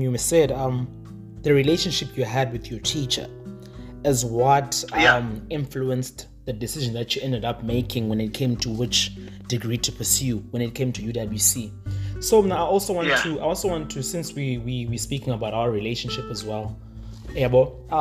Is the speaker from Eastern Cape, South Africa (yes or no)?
yes; East London, Eastern Cape, South Africa; moved away; I came from East London and I was living a different life